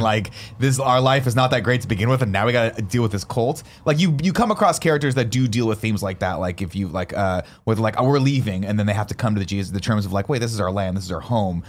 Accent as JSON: {"language": "English", "country": "United States", "said": "as an American living in America"}